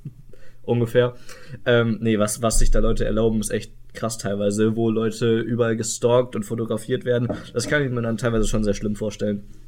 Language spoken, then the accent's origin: German; Iserlohn, North Rhine-Westphalia, Germany; die Zeitschrift von meinem Heimatort, so äh, der Iserlohner Kreisanzeiger